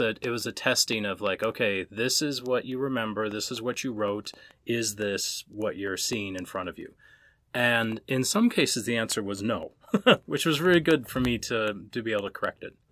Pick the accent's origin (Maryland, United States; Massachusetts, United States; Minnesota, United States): Minnesota, United States; I'm an Irish Catholic kid from Minnesota